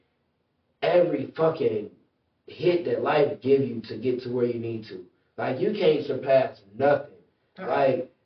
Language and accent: English; Michigan City, Indiana, United States; moved away as an adult; now in Indianapolis, United States; So as a kid, all the way to 18, I'm from Michigan City, Indiana.